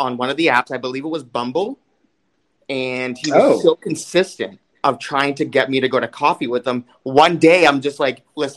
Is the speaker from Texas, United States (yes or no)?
no; Boston, Massachusetts, United States; moved away as an adult; also born or lived in Orlando, Florida; I was actually born and raised in Boston